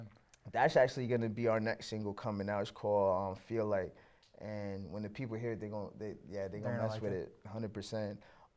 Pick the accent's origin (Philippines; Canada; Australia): Canada; obviously being a Canadian kid and just, you know, having, like, loving hip hop or whatever